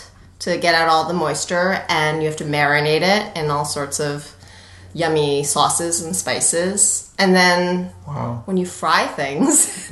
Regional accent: East Coast, United States; moved away; also born or lived in Los Angeles; I was born and raised on the East Coast

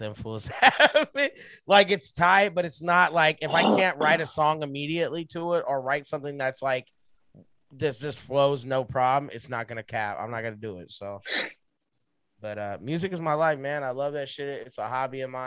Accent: Southern California, United States; Growing up in SoCal where there's like no music

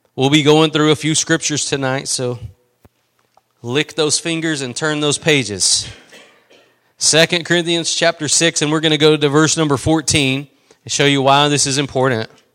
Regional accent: East Texas, United States; I'm from East Texas

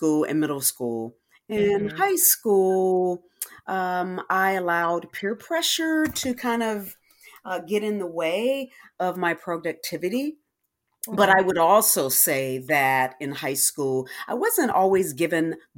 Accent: Detroit, Michigan, United States; moved away as an adult; now in Texas, United States; I'm originally from Detroit

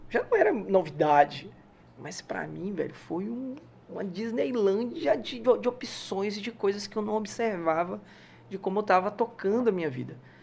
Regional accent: Salvador, Bahia, Brazil; also born or lived in São Paulo / Lauro de Freitas; Eu sou de Salvador

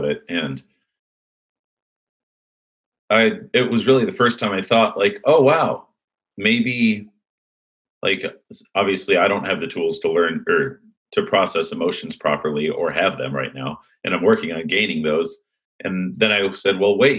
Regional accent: Huntington Beach, California, United States; also born or lived in Illinois; Then we moved out here to Huntington Beach, California.

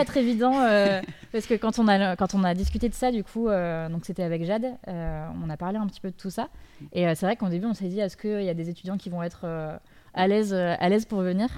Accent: Dijon, Bourgogne-Franche-Comté, France; moved away; je viens de Dijon. Quand je suis partie, il y avait absolument rien

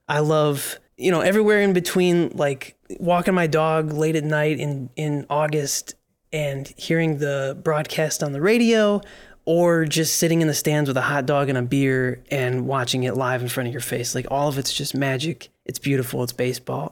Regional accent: Michigan, United States; now in New York, United States; we're both from the Great Lakes State. Um, we both grew up Tigers fans.

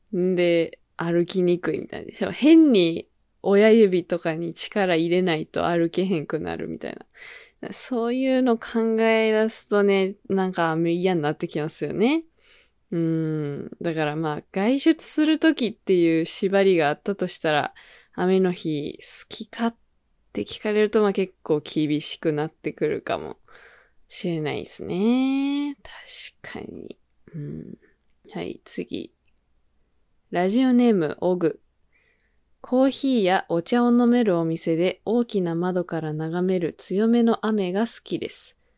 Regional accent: Kyoto, Japan; 私だったら、京都です

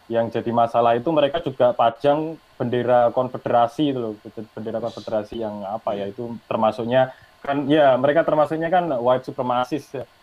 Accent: Indonesia; ya udahlah aku dari Indonesia ya udah nggak perlu aja bikin bikin kayak gitu

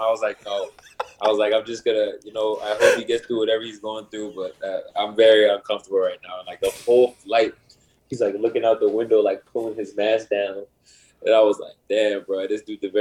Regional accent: New Jersey, United States; moved away as an adult; now in Toronto, Canada; I'm from New Jersey

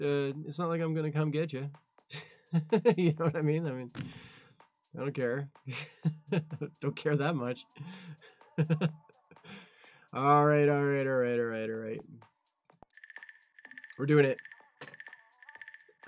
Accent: Canada; I'm Canadian too

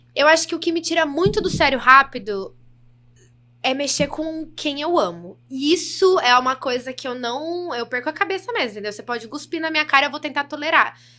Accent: Brazil; accent: interior (caipira, dragged R); já começo a falar bem interior, assim, que as pessoas acham que eu não sou, porque eu não tenho muito sotaque do interior

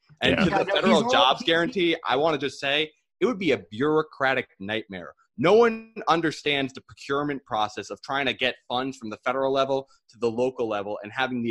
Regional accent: Ramapo, New York, United States; born or raised there

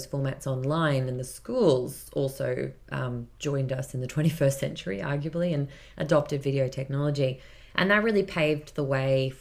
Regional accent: Yeppoon, Queensland, Australia; also born or lived in Mackay / United Kingdom; I'm a Queenslander myself, born and bred. I was born in Mackay, grew up in Yeppoon

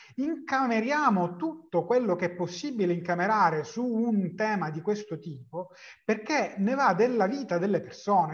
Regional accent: the South, Southern Italy, Italy; sono del Sud

